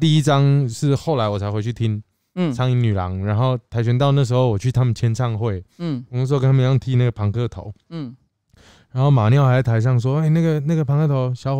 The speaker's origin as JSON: {"language": "Chinese", "region": "Kaohsiung", "country": "Taiwan", "said": "我是高雄人。"}